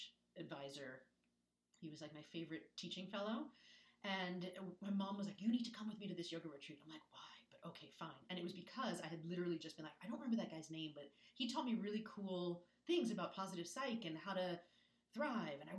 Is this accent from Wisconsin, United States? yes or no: no; New York suburbs, United States; moved away; I grew up in the East Coast